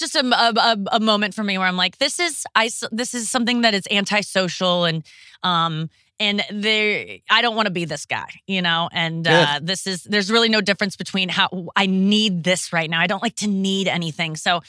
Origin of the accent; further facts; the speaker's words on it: Ohio, United States; now in St. Louis, United States; I'm from Ohio too. But I moved to St. Louis from Ohio